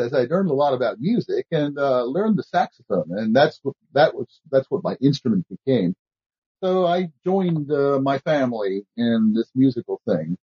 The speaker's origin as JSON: {"language": "English", "town": "Baltimore", "region": "Maryland", "country": "United States", "moved": "yes", "lives_now": "Claremont, United States", "said": "I'm originally from Baltimore"}